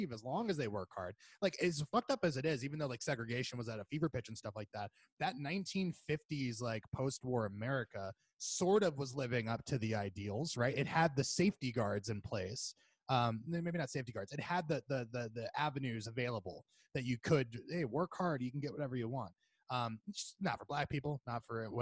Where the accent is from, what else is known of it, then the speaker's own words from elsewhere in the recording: Florida, United States; moved away; we're both from Florida.